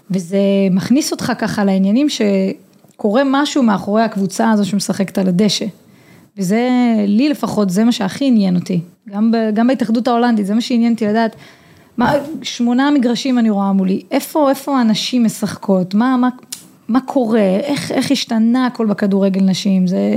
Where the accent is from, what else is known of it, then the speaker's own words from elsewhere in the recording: Hod HaSharon, Central District, Israel; also born or lived in Netherlands; אני גדלתי בקבוצת בנים אה, בהוד השרון, שיחקתי עד גיל 14 אה, בקבוצת בנים